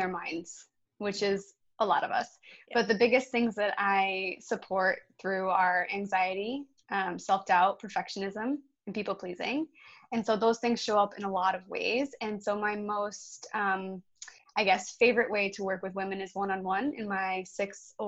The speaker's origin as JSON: {"language": "English", "town": "Buffalo", "region": "New York", "country": "United States", "moved": "yes", "lives_now": "Redondo Beach, United States", "said": "I am from Buffalo, New York"}